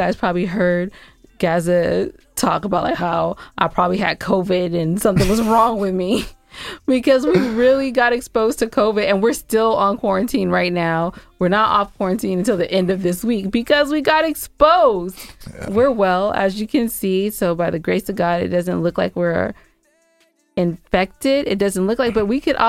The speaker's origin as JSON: {"language": "English", "area": "San Gabriel Valley", "region": "California", "country": "United States", "tie": "born or raised there", "also_born_or_lived": "Inglewood, California / Inland Empire, California / Atlanta area, Georgia", "moved": "as an adult", "lives_now": "Georgia, United States", "said": "I'm actually from California. I was born in Inglewood. I was raised in the San Gabriel Valley."}